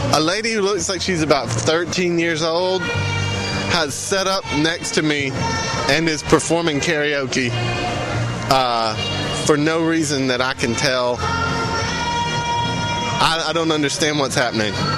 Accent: Sarepta, Louisiana, United States; moved away; my hometown of Sarepta, Louisiana

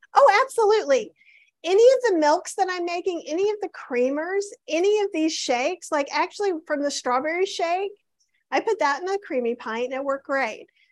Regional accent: the South, United States; I grew up in the South where most meats were smoked

